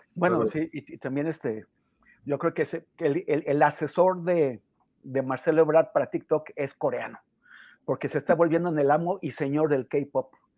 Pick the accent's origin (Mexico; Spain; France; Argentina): Mexico